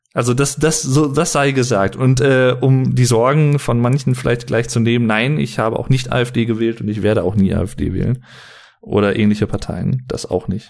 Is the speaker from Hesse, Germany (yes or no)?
no; Sauerland, North Rhine-Westphalia, Germany; ich bin nicht Berliner, ich bin äh, aus dem Sauerland